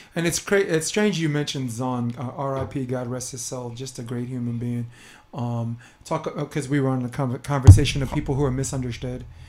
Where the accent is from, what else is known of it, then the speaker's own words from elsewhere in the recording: New York City, New York, United States; I'm born and raised in Brooklyn.